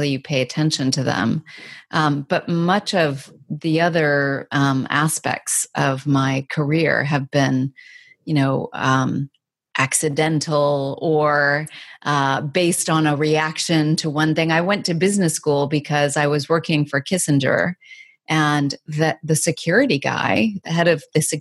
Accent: Arizona, United States; moved away; also born or lived in New York / Asia; I grew up in Arizona, kind of small town

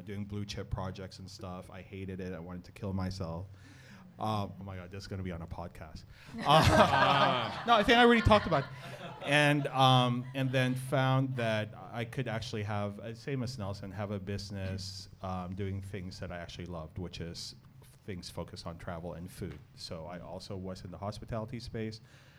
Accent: Manila, Metro Manila, Philippines; moved away as an adult; now in Hong Kong; But I came to Hong Kong in 2005, so I'm not originally from here. I was born in Manila

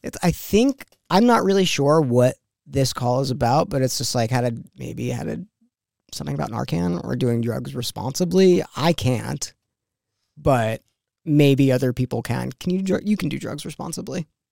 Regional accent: New York, United States; I grew up in New York

